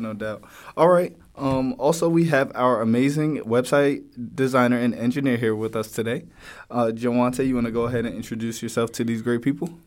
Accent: New Jersey, United States; now in Virginia, United States; I'm originally from New Jersey. Um, I went to high school in and college in uh, Virginia

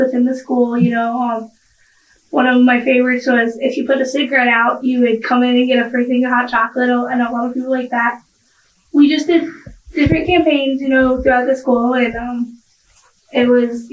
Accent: Rapid City, South Dakota, United States; I was born and raised in Rapid City

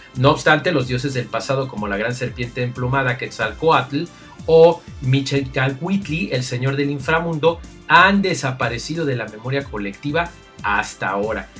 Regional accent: Mexico; yo soy de México

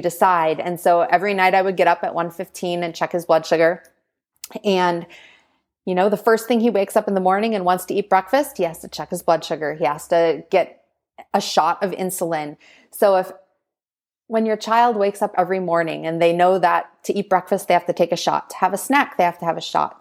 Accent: Green Bay, Wisconsin, United States; moved away; I grew up in Green Bay, Wisconsin

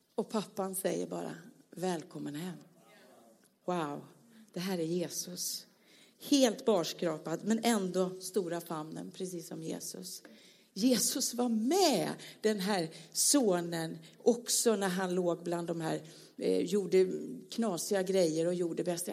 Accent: Småland, Sweden; Jag är ju smålänning längst in här

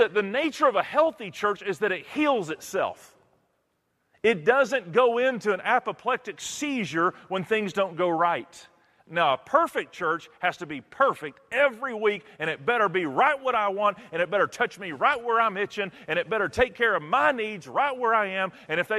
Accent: Texas, United States; Where I'm from Texas

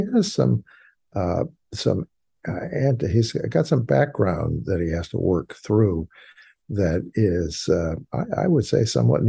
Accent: New York, United States; moved away as an adult; now in St. Louis, United States; I'm from New York, and when I came out here to St. Louis, I came in 1982 to St. Louis Country Day School

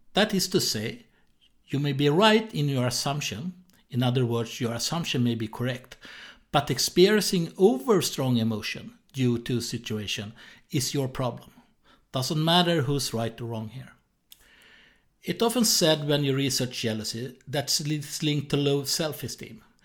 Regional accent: Sweden; accent: Swedish; English is a second language; I was born in Sweden, so that's why I have this strange accent

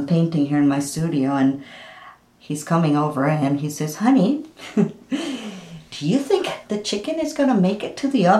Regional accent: Lima, Peru; moved away as an adult; also born or lived in Miami, Florida; now in Ocala, United States; I was born and raised in Lima, Peru.

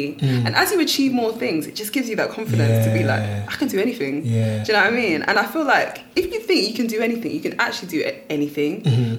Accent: Nigeria; I'm a Nigerian girl studying an art subject.

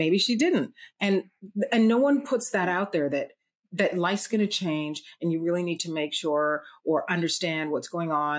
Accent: Toronto, Ontario, Canada; now in New York, United States; I'm from Toronto also. Right now I'm in New York.

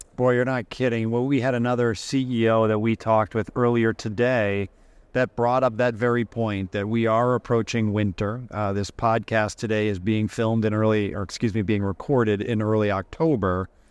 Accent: Massachusetts, United States; I grew up in Massachusetts

